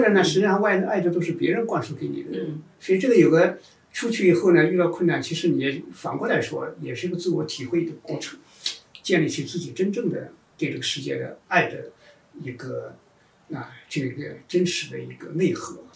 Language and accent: Chinese; China; 因为我们中国人在农业社会出来以后，就是一个非常好奇的存在